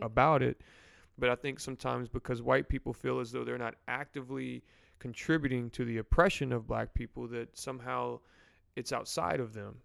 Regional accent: New Orleans, Louisiana, United States; moved away; We're from New Orleans originally

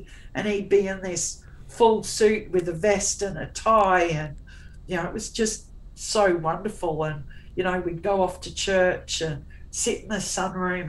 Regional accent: Tasmania, Australia; I was born in Tassie, and we'd drive around Burnie

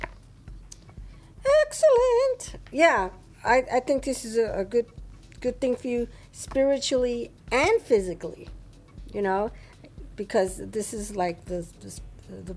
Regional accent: New York, United States; We're from New York.

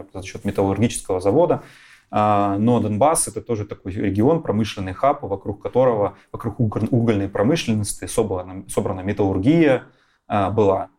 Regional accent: Kharkiv, Kharkiv Oblast, Ukraine; moved away as an adult; also born or lived in Magdeburg, Germany / Donetsk; now in Katowice, Poland; Два года оказываюсь я в городе Харькове вместе с семьей. Ну и уже дальше этот город остается моим родным городом на долгие годы вплоть до сегодняшнего момента

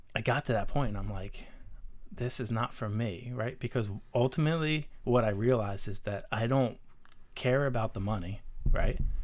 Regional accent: Darby, Pennsylvania, United States; we grew up in Darby

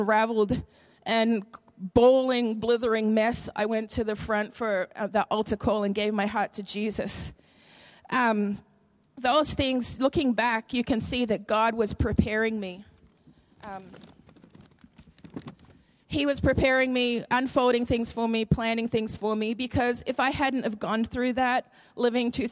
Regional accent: Queensland, Australia; moved away as an adult; now in Madison, United States; I'm from Australia, okay? And one of the biggest questions people ask me is, why did you come from sunny Queensland

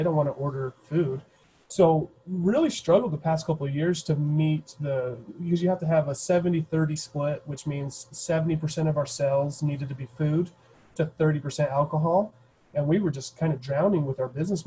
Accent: Logan, Utah, United States; I was born and raised in Logan

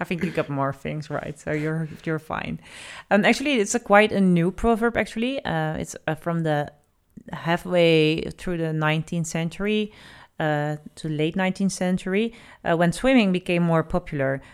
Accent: Netherlands; we have quite, uh, the moving abroad nation.

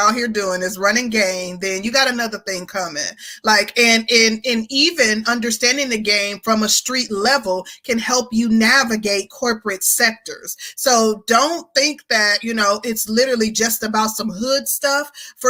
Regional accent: Milwaukee, Wisconsin, United States; I'm originally from Milwaukee, but I was raised in a small town.

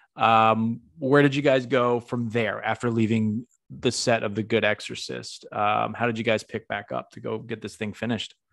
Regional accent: Northampton, Massachusetts, United States; moved away; my hometown, Northampton, Mass.

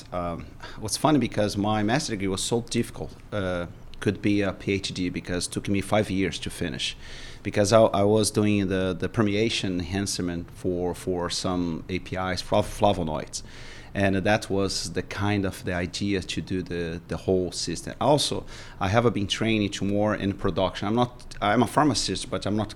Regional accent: Brazil; English is a second language; moved away as an adult; now in United States; come back and rebuild our life here in Brazil.

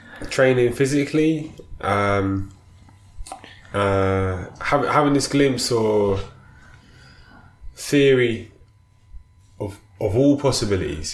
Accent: London, United Kingdom; I was born in South London in, you know, 1985

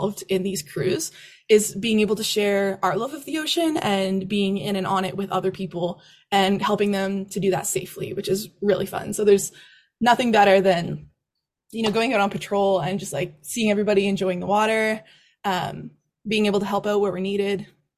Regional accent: Nova Scotia, Canada; whenever they surface around my hometown, there's like a number of family friends and my family and my parents and my sister. Everyone sends me all the shark data when they pop up around Nova Scotia.

